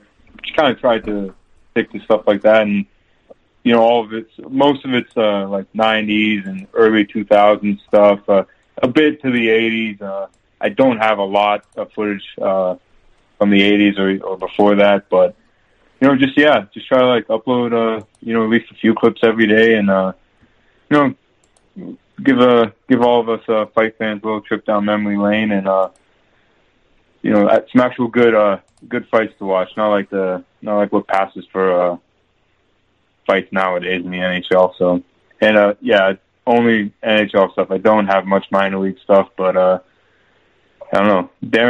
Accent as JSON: {"language": "English", "country": "Canada", "tie": "born or raised there", "said": "And obviously growing up in Canada, I'm a hockey fan."}